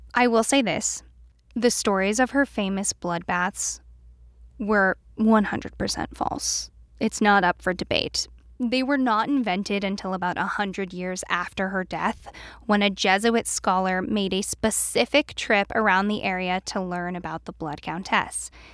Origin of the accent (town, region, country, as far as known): East Coast, United States; born or raised there